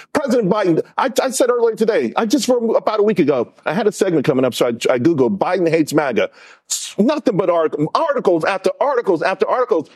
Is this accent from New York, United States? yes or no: yes; New York City, New York, United States; I grew up in Harlem